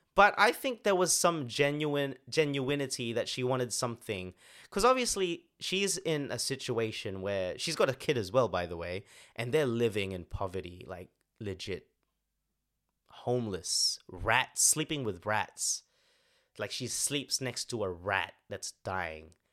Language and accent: English; Sydney, New South Wales, Australia; moved away; from Sydney. So that's my hometown